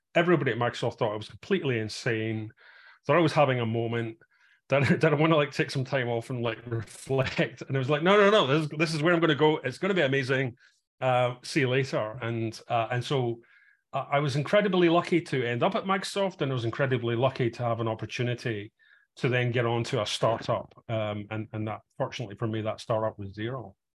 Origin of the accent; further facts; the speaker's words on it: Glasgow, Scotland, United Kingdom; moved away as an adult; also born or lived in south of England, an hour north of London; now in England, United Kingdom; I'm originally from Glasgow